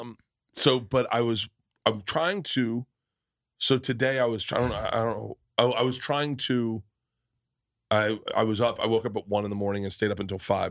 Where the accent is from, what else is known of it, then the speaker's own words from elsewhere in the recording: the South, United States; moved away; also born or lived in New York; growing up in the South